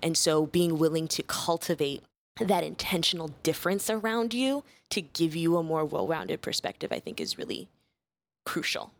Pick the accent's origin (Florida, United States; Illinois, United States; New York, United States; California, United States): Illinois, United States; Chicago; I was originally born and raised in, uh, Chicago on the South Side